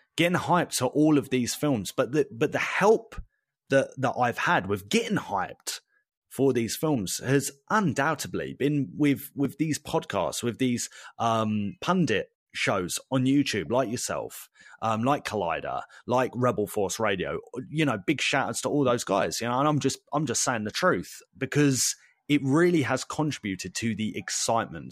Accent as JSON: {"language": "English", "country": "United Kingdom", "said": "we're British"}